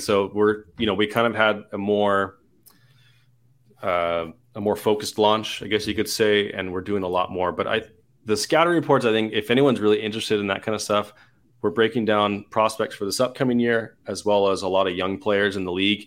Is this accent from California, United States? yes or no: yes; Southern California, United States; moved away as an adult; also born or lived in Utah; I'm from Southern California.